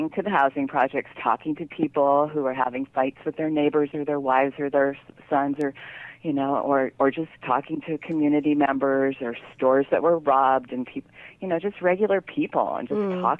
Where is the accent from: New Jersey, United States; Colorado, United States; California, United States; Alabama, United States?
California, United States; San Francisco; And um, it's about growing up in the Haight-Ashbury in the 60s with this crazy mother who took me all around the world.